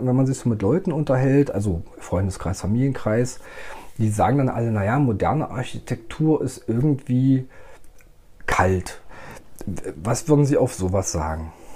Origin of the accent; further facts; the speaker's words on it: Magdeburg, Saxony-Anhalt, Germany; ich bin gebürtiger Magdeburger, Magdeburger Kind, wäre ich getauft worden, wäre es Elbwasser gewesen